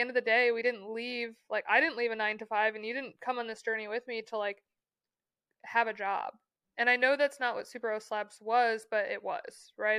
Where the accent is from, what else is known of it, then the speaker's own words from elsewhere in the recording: Michigan, United States; growing up in Michigan, you, like, have friends who have lake houses